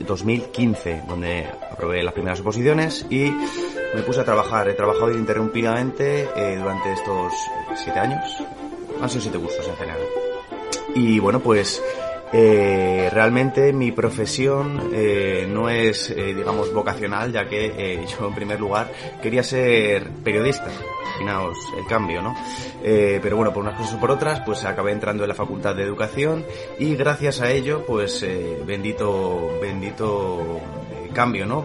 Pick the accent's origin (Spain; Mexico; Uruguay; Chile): Spain; Madrid, Community of Madrid; tengo 31 años, soy de Madrid y soy profe de educación primaria